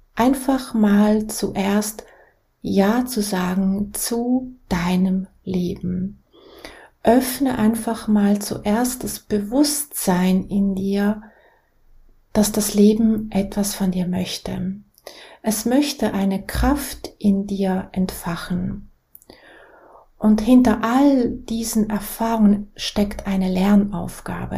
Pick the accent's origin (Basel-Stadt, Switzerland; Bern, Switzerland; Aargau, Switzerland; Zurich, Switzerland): Basel-Stadt, Switzerland; Basel; Ich bin in der Schweiz, in Basel, geboren, in eine sehr einfache Familie